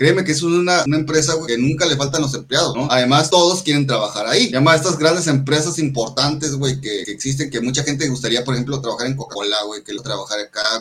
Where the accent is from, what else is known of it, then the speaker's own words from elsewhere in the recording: Mexico; somos mexicanos